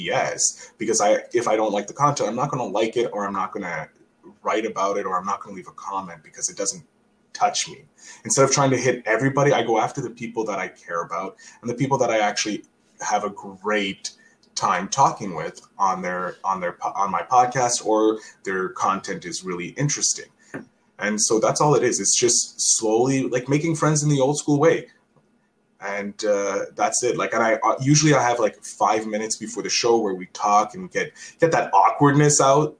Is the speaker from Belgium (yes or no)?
no; Canada; as a Canadian